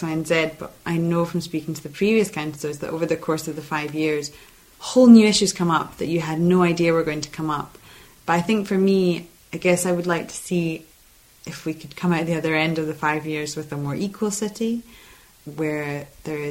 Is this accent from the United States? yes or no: no; Edinburgh, Scotland, United Kingdom; I grew up in Portobello